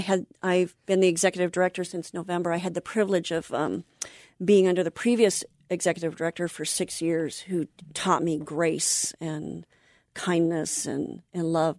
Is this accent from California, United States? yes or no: yes; Anaheim, California, United States; now in North San Diego County, United States; I grew up in Anaheim